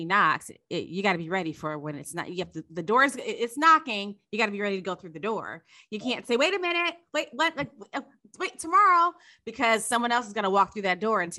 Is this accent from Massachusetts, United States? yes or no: no; Chicago, Illinois, United States; now in Los Angeles, United States; I'm originally from Chicago